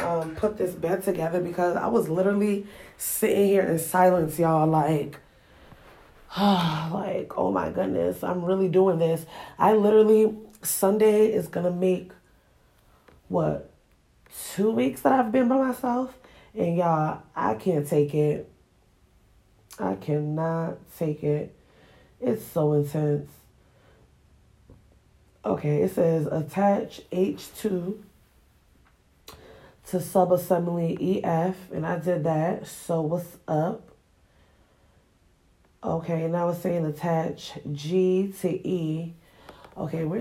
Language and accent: English; Springfield, Massachusetts, United States; also born or lived in Ghana; where I grew up at in Springfield, Massachusetts